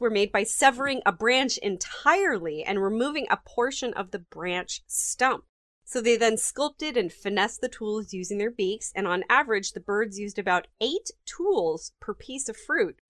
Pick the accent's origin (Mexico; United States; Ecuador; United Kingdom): United States; I'm American